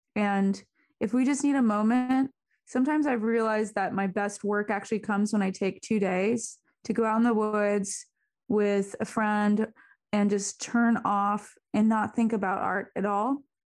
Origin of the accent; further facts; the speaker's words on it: Arizona, United States; moved away; also born or lived in Seattle; growing up in Arizona